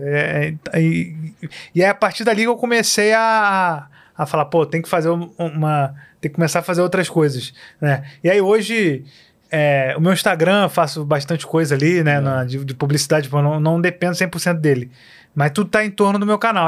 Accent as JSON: {"language": "Portuguese", "town": "Queimados", "region": "Rio de Janeiro", "country": "Brazil", "tie": "born or raised there", "also_born_or_lived": "Tijuca, Rio de Janeiro", "lives_now": "Rio de Janeiro, Brazil", "said": "eu vivi a vida inteira em Queimados, é, lá na Baixada. Queimados, até é. 20, 21 anos, eu acho que foi quando eu vim, vim para cá."}